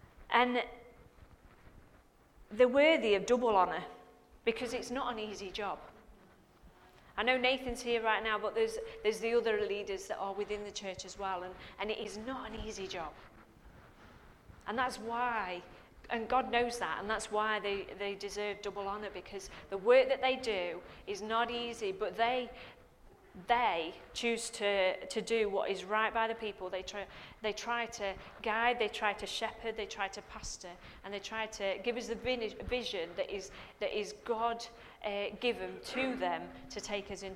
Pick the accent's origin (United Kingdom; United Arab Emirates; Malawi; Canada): United Kingdom; England; we're English